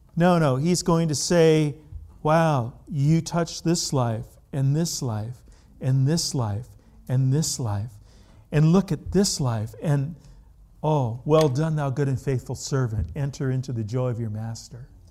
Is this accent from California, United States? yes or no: yes; California, United States; I grew up in California